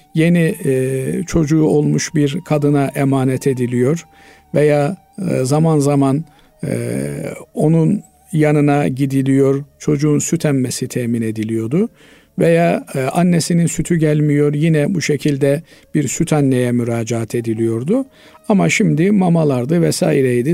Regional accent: Turkey; biz Türk'üz

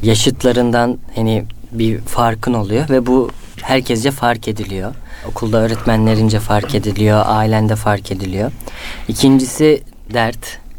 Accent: Istanbul, Turkey; also born or lived in Antalya / Üsküdar, Istanbul; İstanbul Tuzla'da doğup büyüdüm. Aslen Antalyalıyım.

